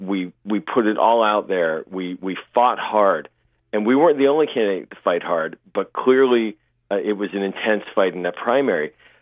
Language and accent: English; Pittsburgh, Pennsylvania, United States; moved away; You know, I'm originally from Pittsburgh.